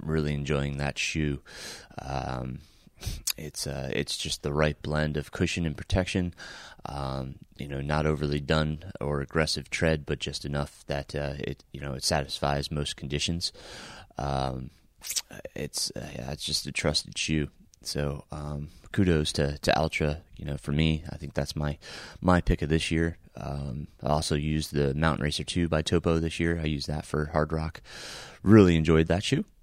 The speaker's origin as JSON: {"language": "English", "town": "Middletown", "region": "New York", "country": "United States", "tie": "born or raised there", "moved": "yes", "said": "I am recording from Middletown, New York, my hometown where I grew up"}